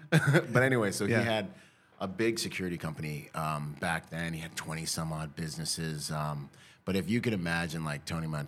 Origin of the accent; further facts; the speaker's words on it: Nassau, Bahamas; moved away; I was born in the Bahamas